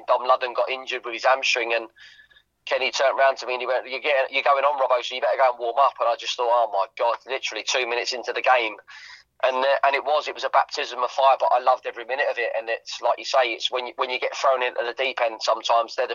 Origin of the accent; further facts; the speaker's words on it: Watford, East of England, United Kingdom; it was where I grew up.